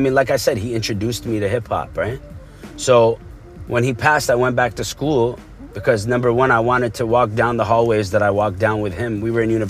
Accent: Abu Dhabi, United Arab Emirates; also born or lived in Dubai; now in Canada; growing up in Abu Dhabi, you're not told to be political or have a political opinion

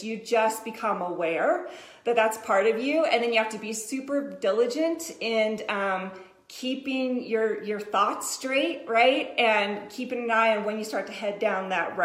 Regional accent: Colorado, United States; I'm from Colorado, too

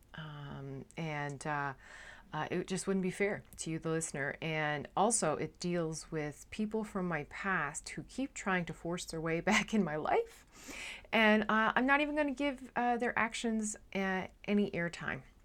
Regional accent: Newfoundland and Labrador, Canada; now in Netherlands; am a Newfoundlander and Canadian, and I'm coming to you from a city just south of Amsterdam in the Netherlands

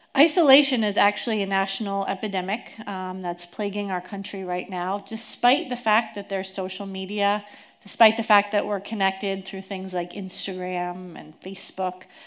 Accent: East Coast, United States; moved away as an adult; now in Tri-Cities, United States; I grew up on the East Coast

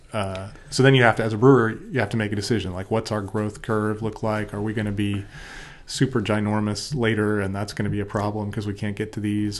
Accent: United States; I'm gonna go back to America, 'cause I'm an American

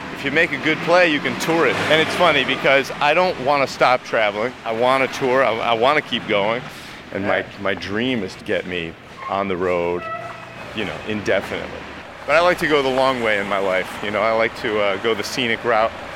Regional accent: Chicago, Illinois, United States; moved away; I grew up in Chicago

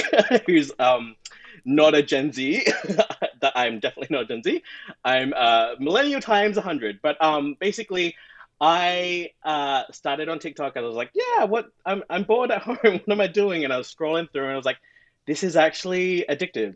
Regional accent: Australia; moved away as an adult; now in Toronto, Canada; I'm from Australia

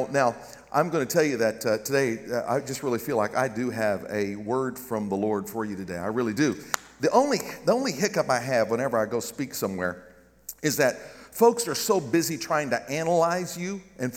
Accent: Garden City, Kansas, United States; moved away; my hometown in Garden City, Kansas

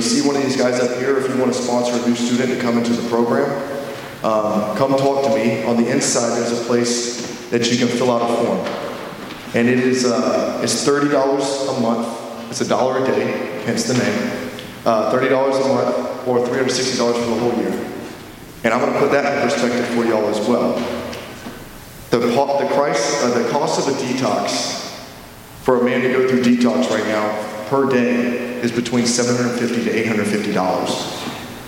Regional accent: the South, United States; moved away; I am from the South

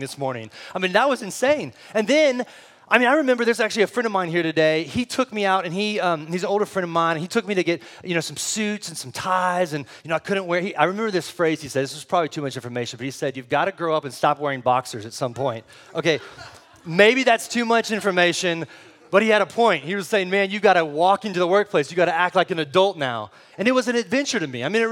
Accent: San Antonio, Texas, United States; also born or lived in Del Rio, Texas; now in Austin, United States; I lived for most of my life in San Antonio

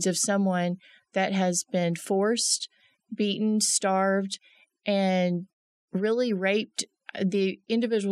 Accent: Arlington, Texas, United States; moved away as an adult; also born or lived in Denton, Texas; now in Midland, United States; I'm originally from Arlington

